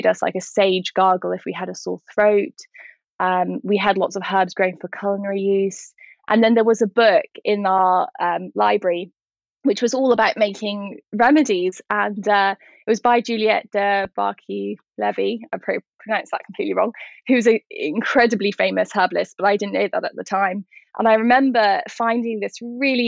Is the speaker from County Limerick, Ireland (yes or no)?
no; County Wicklow, Ireland; I grew up in County Wicklow, which is down in the south of Ireland